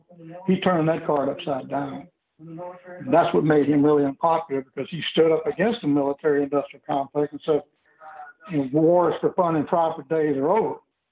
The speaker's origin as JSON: {"language": "English", "region": "the South", "country": "United States", "tie": "born or raised there", "said": "And I come from a poor background. I am very familiar with the quote-unquote black culture that I was raised in the South."}